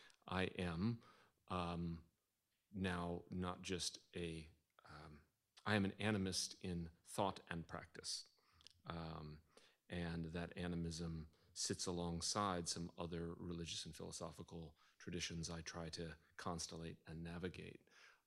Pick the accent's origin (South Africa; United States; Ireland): United States; Midwest; now in New England, United States; I'm just, I'm from the Midwest and we generally are reluctant to talk about our own inner lives. But then I've, a transplant to New England, which is not exactly any better.